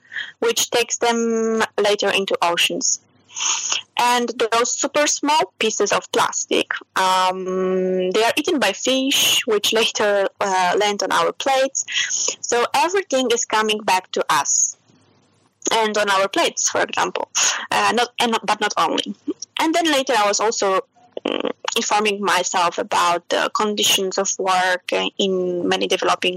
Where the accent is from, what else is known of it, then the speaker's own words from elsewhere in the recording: Poland; moved away as an adult; also born or lived in Germany / Romania; now in Milan, Italy; I was born and I grew up in Poland